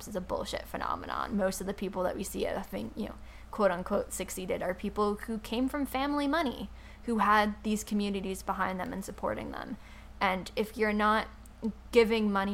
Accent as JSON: {"language": "English", "region": "New York", "country": "United States", "said": "I'm from New York"}